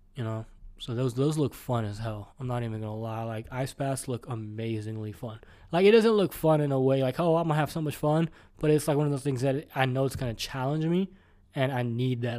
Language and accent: English; Houston, Texas, United States; I'm from Houston